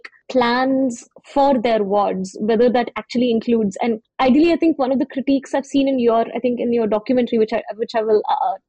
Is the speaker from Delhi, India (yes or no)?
no; Hyderabad, Telangana, India; growing up in Hyderabad, I used to take the bus to school in high school